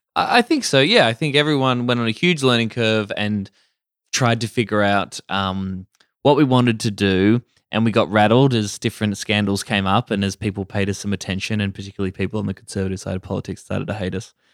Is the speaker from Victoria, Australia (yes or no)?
yes; Warrnambool, Victoria, Australia; moved away as an adult; growing up in Warrnambool in country